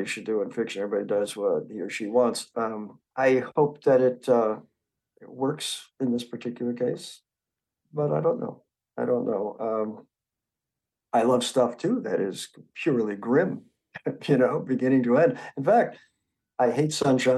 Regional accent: New York, United States; moved away; When I was a boy growing up in New York, there was no sense of environmentalism

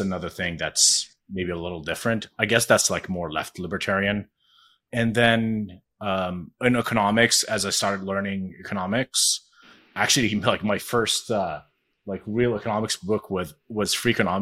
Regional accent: Jordan; I am Jordanian. So I grew up in Jordan.

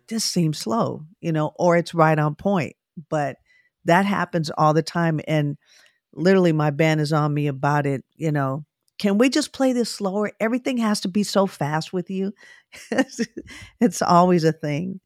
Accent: Oakland, California, United States; I grew up in Oakland, California

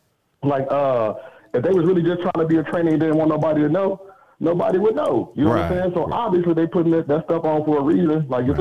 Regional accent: Phoenix, Arizona, United States; I'm from Phoenix.

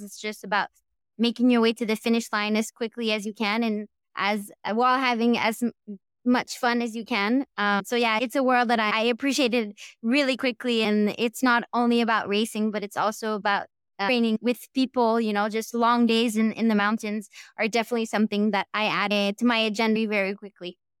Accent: Quebec, Canada; accent: Quebec accent; English is a second language; moved away as an adult; also born or lived in San Diego; I grew up in Quebec

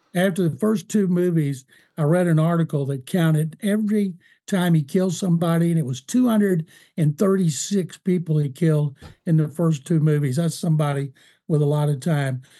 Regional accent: Waco, Texas, United States; Waco, my hometown

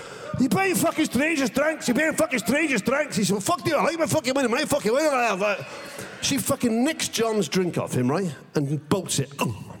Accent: Barry and Cardiff, Wales, United Kingdom; I said, I'm from Wales, from Barry and Cardiff.

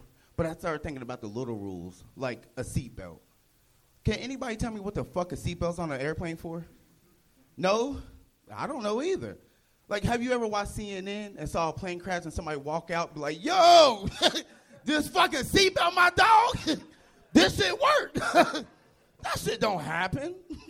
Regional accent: Cincinnati, Ohio, United States; born or raised there; moved away as an adult; now in Los Angeles, United States

